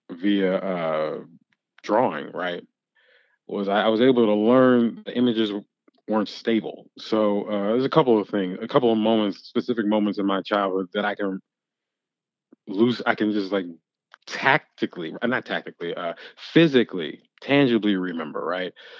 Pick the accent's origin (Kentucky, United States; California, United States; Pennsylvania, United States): Kentucky, United States; Louisville; moved away; also born or lived in New York; I'm from Louisville